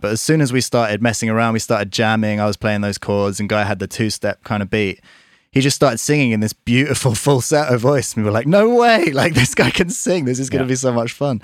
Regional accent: Surrey, South East England, United Kingdom; We grew up in Surrey

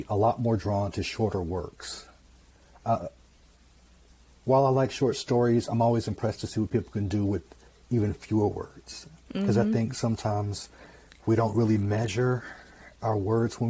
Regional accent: Mississippi, United States; moved away; I'm from Mississippi originally

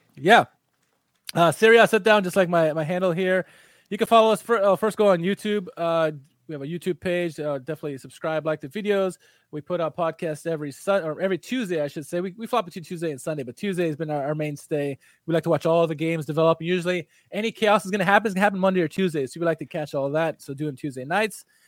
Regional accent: United States; as an American

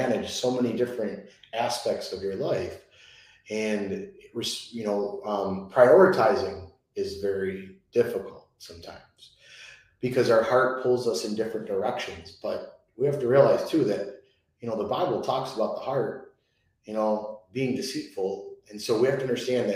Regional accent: Chicago, Illinois, United States; I'm Italian. I'm from Chicago

